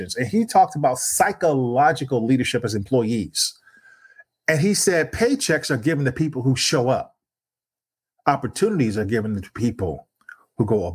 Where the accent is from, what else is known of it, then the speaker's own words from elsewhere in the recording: East Chicago, Indiana, United States; East Chicago, Indiana, my hometown